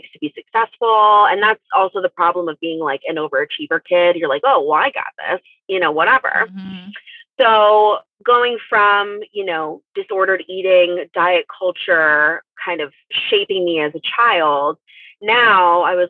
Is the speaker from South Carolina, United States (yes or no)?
no; St. Louis, Missouri, United States; I grew up in St. Louis